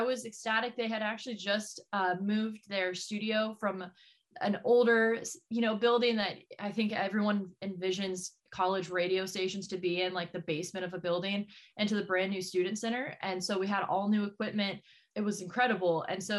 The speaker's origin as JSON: {"language": "English", "region": "Texas", "country": "United States", "tie": "born or raised there", "also_born_or_lived": "Missouri", "moved": "as an adult", "lives_now": "Portland, United States"}